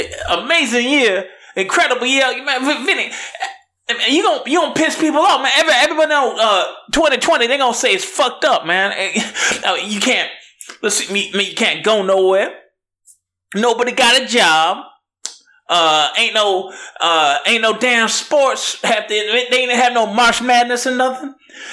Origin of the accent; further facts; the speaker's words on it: Inglewood, California, United States; I'm from L.A. You know, originally, I'm from Englewood.